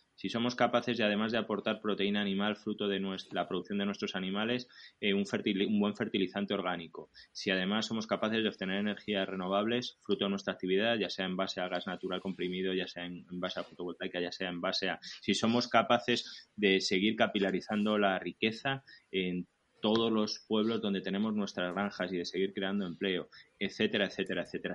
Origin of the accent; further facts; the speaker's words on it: Nieva, Castile and León, Spain; participo en el Ayuntamiento de Nieva de mi pueblo como, como teniente alcalde